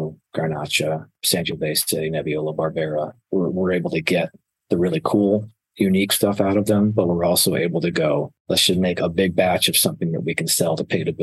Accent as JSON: {"language": "English", "town": "Scottville", "region": "Michigan", "country": "United States", "tie": "born or raised there", "also_born_or_lived": "Ohio", "moved": "yes", "lives_now": "Arizona, United States", "said": "So I lived in Mason County, Michigan, a little small town called Scottville, directly across Lake Michigan from Milwaukee"}